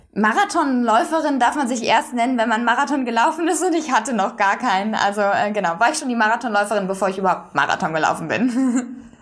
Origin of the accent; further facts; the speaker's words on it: Bonn, North Rhine-Westphalia, Germany; moved away as an adult; now in Berlin, Germany; Ich bin in Bonn zur Schule gegangen